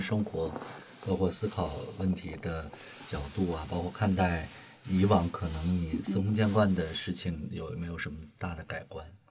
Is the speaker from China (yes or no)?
yes; Shandong, China; 因为我本身是山东人